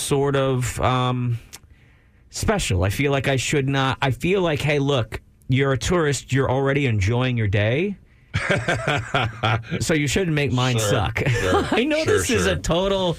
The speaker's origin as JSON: {"language": "English", "town": "Austin", "region": "Texas", "country": "United States"}